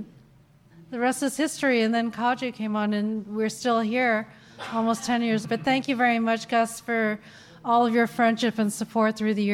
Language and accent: English; Ottawa, Ontario, Canada; I grew up in Ottawa